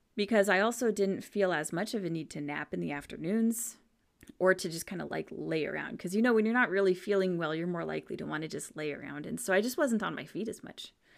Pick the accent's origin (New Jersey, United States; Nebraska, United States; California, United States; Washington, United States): Washington, United States; I grew up in Washington State on the dark side, on the, the cloudy side